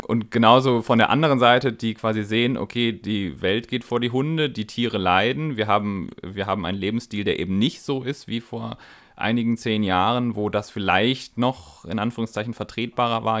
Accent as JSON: {"language": "German", "region": "Northern Germany", "country": "Germany", "also_born_or_lived": "Bavarian Swabia", "moved": "yes", "lives_now": "Baden-Württemberg, Germany", "said": "ich als Norddeutscher"}